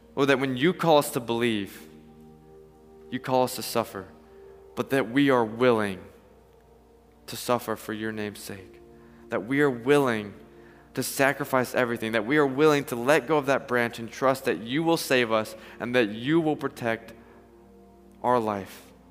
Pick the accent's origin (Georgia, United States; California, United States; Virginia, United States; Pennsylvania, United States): Georgia, United States; Atlanta; I'm from Atlanta